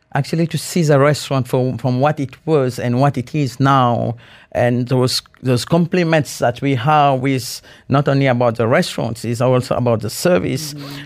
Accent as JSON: {"language": "English", "country": "Mauritius", "tie": "born or raised there", "moved": "yes", "lives_now": "Dubai, United Arab Emirates", "said": "from a very beautiful island, Mauritius. I'm in a coastal village on the northeast of the island. Uh, grew up with a fresh fish, seafood, and this is how I grew up."}